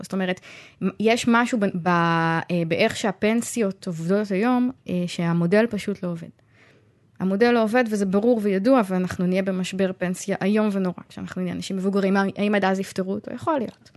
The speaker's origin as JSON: {"language": "Hebrew", "town": "Tzoran", "region": "Central District", "country": "Israel", "tie": "born or raised there", "said": "אני גדלתי בצורן, זה מקום שגורות בו רק משפחות מאוד מאוד הומוגניות"}